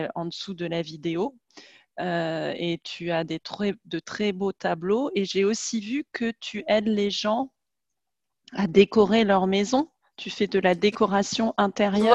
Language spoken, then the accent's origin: French; France; also born or lived in England; je suis française